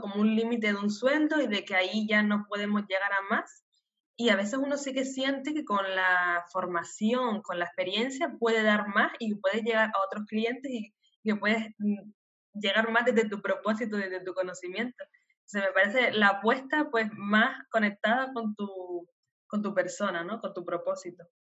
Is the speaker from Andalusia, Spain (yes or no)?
no; Canary Islands, Spain; first language Spanish; moved away as an adult; nacida en Canarias